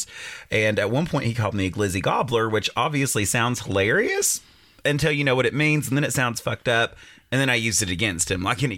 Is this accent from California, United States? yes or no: no; Clintwood, Virginia, United States; I grew up in the Appalachian Mountains in a small town called Clintwood, Virginia, right on the Kentucky border